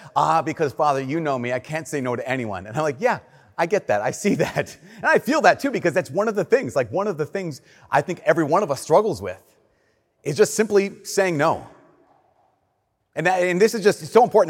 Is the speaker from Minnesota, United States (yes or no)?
yes; Minnesota, United States; we're Minnesotan